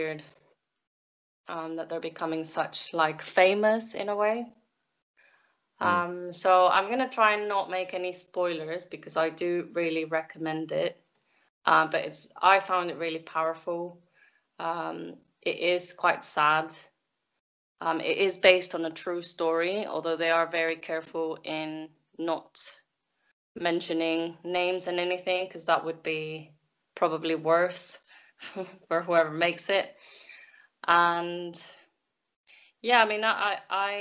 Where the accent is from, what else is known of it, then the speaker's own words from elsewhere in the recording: Mexico; moved away; I'm from Mexico